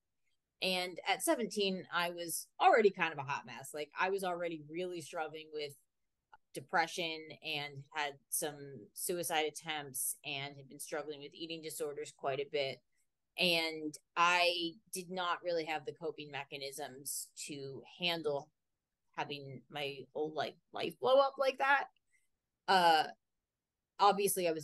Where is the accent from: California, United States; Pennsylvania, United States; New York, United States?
Pennsylvania, United States; Lancaster; born or raised there